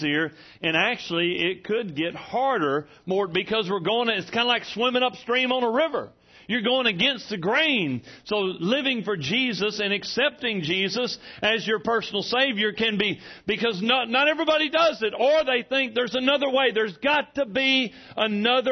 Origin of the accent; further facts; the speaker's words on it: Hamburg, Arkansas, United States; I'm from Hamburg.